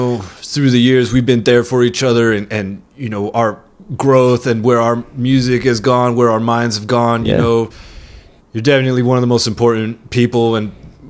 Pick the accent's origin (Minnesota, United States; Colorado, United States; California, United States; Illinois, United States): California, United States; Monterey; now in San Diego, United States; I'm originally from Monterey, California